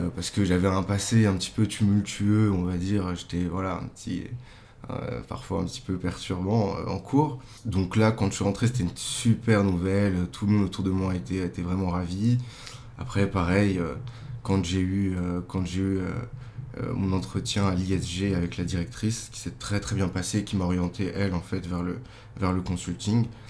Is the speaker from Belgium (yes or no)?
no; Meudon, Île-de-France, France; also born or lived in Paris; now in Boulogne-Billancourt, France; Je suis né à Paris et en fait, euh, j'ai toujours habité à Meudon